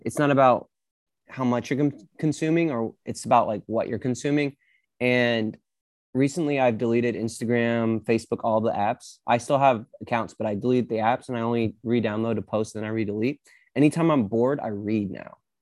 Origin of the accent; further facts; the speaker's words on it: Arkansas, United States; moved away; I grew up in Arkansas